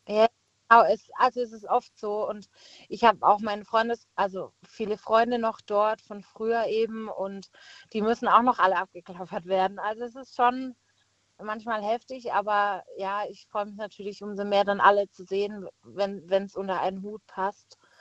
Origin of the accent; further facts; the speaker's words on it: Pforzheim, Baden-Württemberg, Germany; moved away as an adult; now in Heidelberg, Germany; ich komme äh, gebürtig aus Pforzheim und wohne jetzt eben in Heidelberg